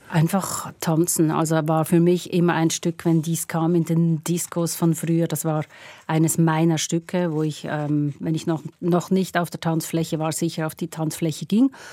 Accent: Pratteln, Basel-Landschaft, Switzerland; Ich bin in Pratteln aufgewachsen, Basel-Land

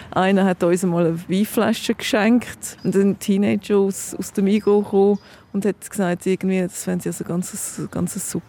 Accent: London, United Kingdom; Ich bin in London aufgewachsen und dort hat es äh, so eine Sendung gehabt, The Wombles.

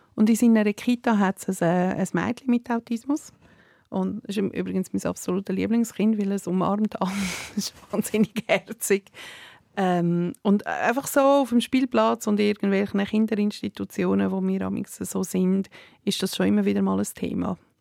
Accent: Serbia; ich bin Serbin

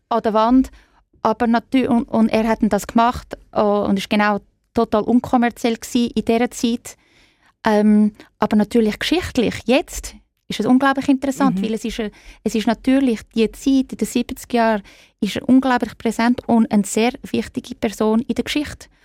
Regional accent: Zurich, Switzerland; moved away as an adult; also born or lived in Florence / New York; now in London, United Kingdom; Ich bin in Zürich aufgewachsen

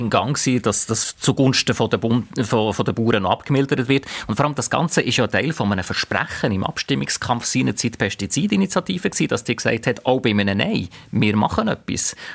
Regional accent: St. Gallen, Switzerland; accent: Rheintal dialect; Das vielleicht schönste Wort in meinem Rheintaler Dialekt ist ein Zahn voll

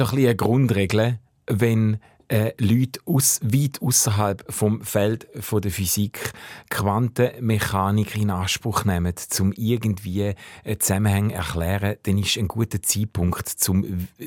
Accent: Switzerland; all die Privilegien, die ich habe, all die Möglichkeiten, wo mir als Schweizer geben werden

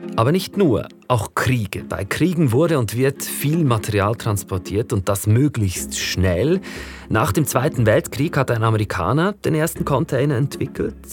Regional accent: Interlaken, Bern, Switzerland; bei mir zu Hause in Interlaken, wo ich aufgewachsen bin

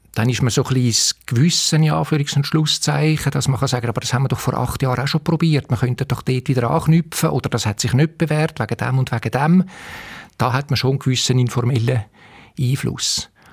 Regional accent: Winterthur, Zurich, Switzerland; moved away as an adult; now in St. Gallen, Switzerland; ich bin halt in Winterthur aufgewachsen

